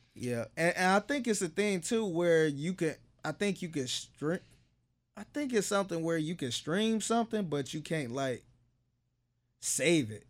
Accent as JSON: {"language": "English", "town": "Cleveland", "region": "Ohio", "country": "United States", "moved": "yes", "lives_now": "Houston, United States", "said": "everybody know I'm from Cleveland and I ride and die for Cleveland"}